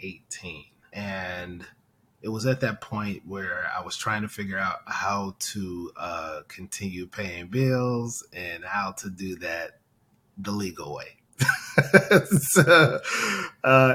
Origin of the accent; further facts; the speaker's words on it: Detroit, Michigan, United States; I'm originally from Detroit, Michigan. I attended the best high school in America, Castec High School